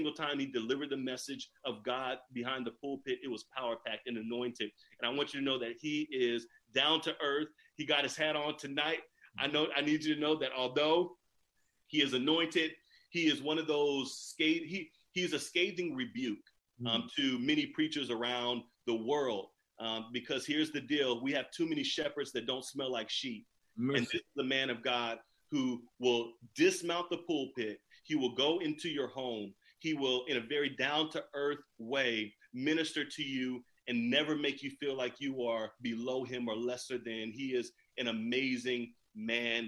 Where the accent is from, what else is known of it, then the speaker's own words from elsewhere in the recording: California, United States; I am from California